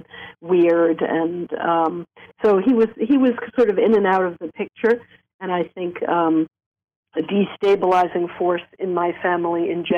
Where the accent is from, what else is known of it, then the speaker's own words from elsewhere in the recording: New York City, New York, United States; I grew up in Coney Island, actually, New York